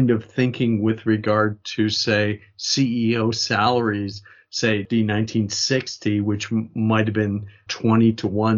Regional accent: United States; I say that as an American

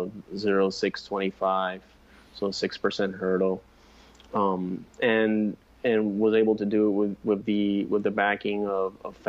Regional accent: San Juan, Puerto Rico; I'm from San Juan, Puerto Rico.

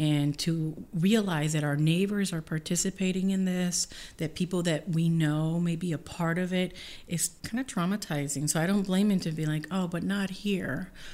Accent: Puerto Rico; now in Columbia, Missouri, United States

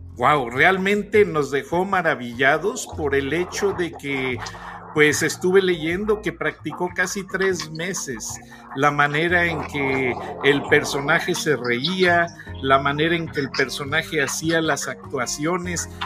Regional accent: Mexico; yo soy mexicano

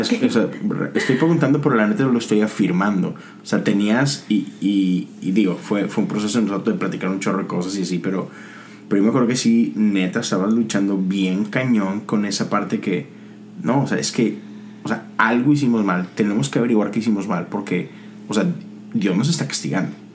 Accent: Monterrey, Nuevo León, Mexico; somos de México, somos de Monterrey

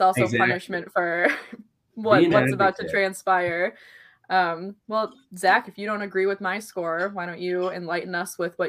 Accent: Minnesota, United States; I obviously need my team to come into my home state

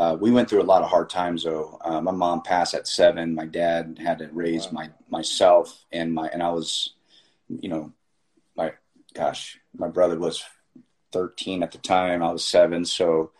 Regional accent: Miami, Florida, United States; I was born in Miami. I'm a first generation, you know, Cuban American here

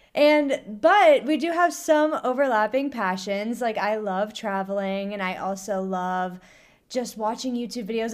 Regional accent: Central Ohio, United States; moved away as an adult; now in Lorton, Virginia, United States; I grew up in Central Ohio

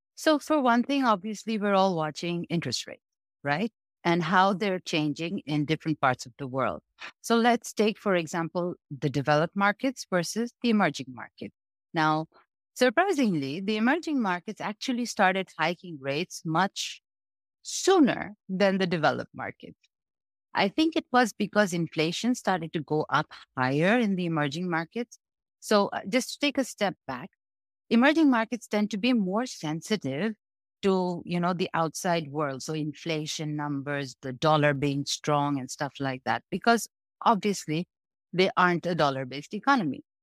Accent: Bangladesh; I come from Bangladesh.

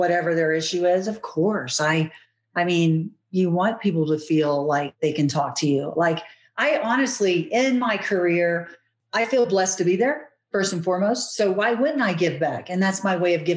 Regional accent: United States; we're American

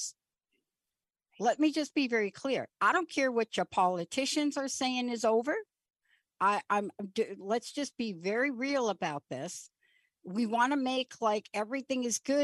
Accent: New York City, New York, United States; I was a kid from the Bronx

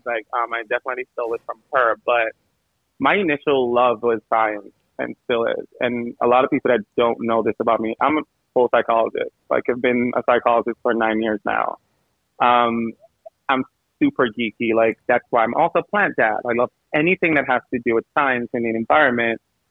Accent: St. Vincent & Grenadines; now in New York City, United States; I'm from the Caribbean. So, I'm from St. Vincent, super small island

